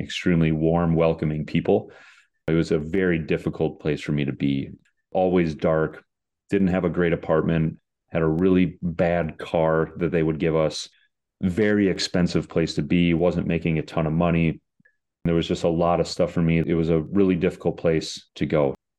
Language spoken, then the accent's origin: English; United States; I went over there as an American